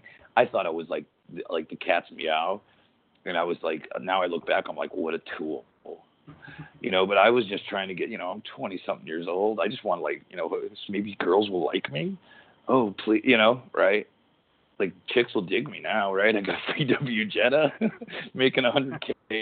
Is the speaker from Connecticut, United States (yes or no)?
yes; Waterbury, Connecticut, United States; born and raised in Waterbury, Connecticut.